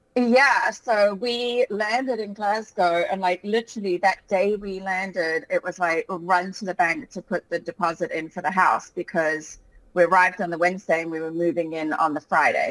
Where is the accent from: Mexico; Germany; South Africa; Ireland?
South Africa; Cape Town, Western Cape; moved away as an adult; also born or lived in England; now in Scotland, United Kingdom; when I was about six or seven, I moved over to Cape Town, South Africa. Um, and that's where I pretty much had all of my childhood and my education